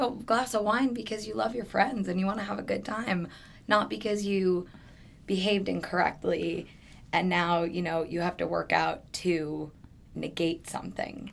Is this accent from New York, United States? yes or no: yes; New York, United States; moved away as an adult; now in Phoenix, United States; I'm originally from New York. I moved out to Phoenix almost 10 years ago now